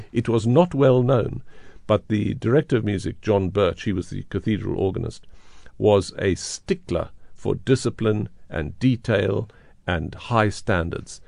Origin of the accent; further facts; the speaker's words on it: South Africa; moved away as an adult; also born or lived in Johannesburg; growing up in South Africa, going abroad, coming back to this country that I love so much